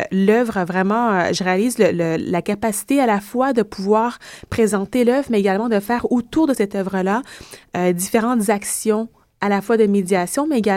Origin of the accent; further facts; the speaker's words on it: Quebec, Canada; born there; je suis née au Québec depuis de multiples générations